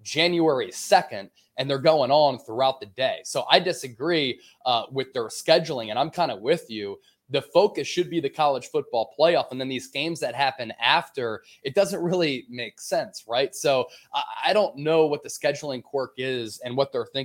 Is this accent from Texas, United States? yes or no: no; Pennsylvania, United States; I grew up in Pennsylvania.